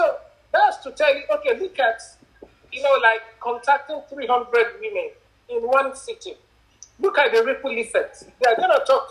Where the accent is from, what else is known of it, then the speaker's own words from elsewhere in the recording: Nigeria; I'm a Nigerian. I come in from a country